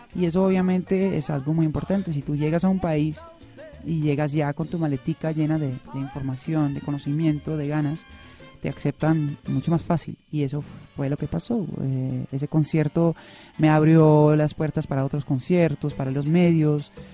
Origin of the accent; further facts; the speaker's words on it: Netherlands; moved away as an adult; now in Bogotá, Colombia; yo nací en Holanda, pero siempre digo como chiste que nací en el continente equivocado.